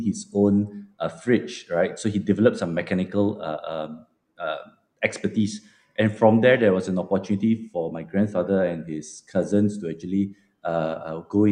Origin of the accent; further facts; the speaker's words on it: Malacca, Malaysia; also born or lived in Melbourne; I'm personally born and bred in Malacca